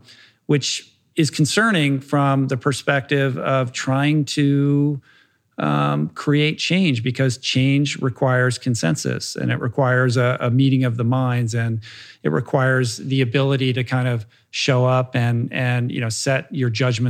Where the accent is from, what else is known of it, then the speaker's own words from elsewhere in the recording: Washington, District of Columbia, United States; moved away; I grew up in Washington and I grew up, you know, I went to high school there in the mid-1980s and sort of an inside the Beltway family.